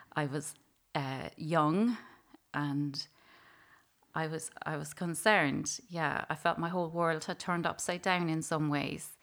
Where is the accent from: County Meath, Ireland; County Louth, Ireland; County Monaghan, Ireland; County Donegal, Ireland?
County Louth, Ireland; Dunleer; I'm from Dunleer, County Louth, and I grew up in a family of six children